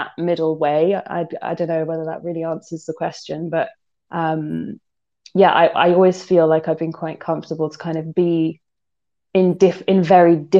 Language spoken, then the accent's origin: English; London, United Kingdom; I'm from London. I was like born and bred in London. I am a city girl.